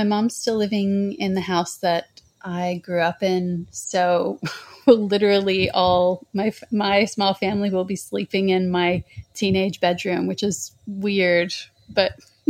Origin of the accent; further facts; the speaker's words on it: Anastasia Island, Florida, United States; now in Australia; Well, I'm from a barrier island off the coast of Florida called Anastasia. And, it was a beautiful, quiet little island off the coast of, the east coast of Florida. Really sweet place to grow up, surrounded by water, obviously.